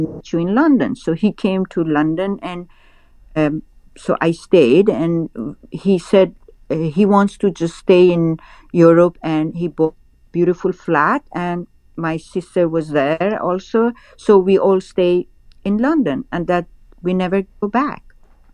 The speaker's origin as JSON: {"language": "English", "town": "Tehran", "region": "Tehran Province", "country": "Iran", "tie": "born or raised there", "also_born_or_lived": "Rishikesh", "moved": "yes", "said": "I was raised in Tehran"}